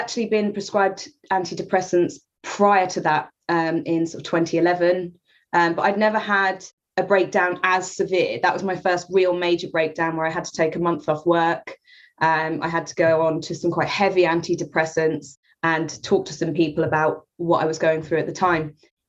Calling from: Norwich, East of England, United Kingdom; I'm in Norwich, Norfolk, UK.

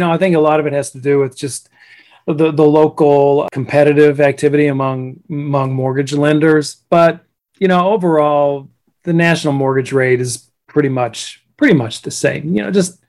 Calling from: Jupiter, Florida, United States; I live in Jupiter, Florida.

